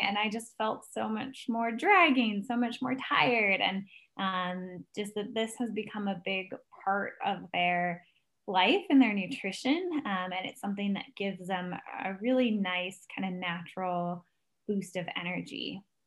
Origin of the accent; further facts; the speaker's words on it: United States; as an American